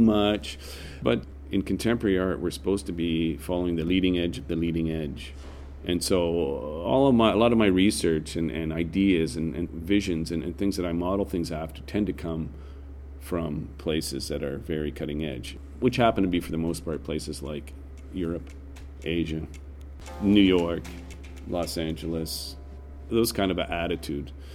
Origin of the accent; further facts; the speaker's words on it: Canada; I'm a Canadian